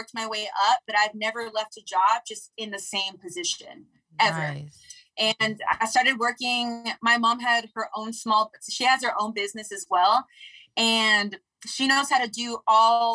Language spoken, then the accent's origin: English; Los Angeles, California, United States; also born or lived in Crenshaw / Inglewood; I grew up